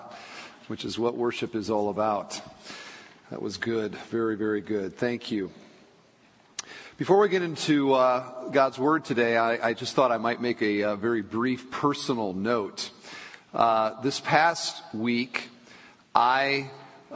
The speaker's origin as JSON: {"language": "English", "region": "Michigan", "country": "United States", "tie": "born or raised there", "said": "I was born in Michigan."}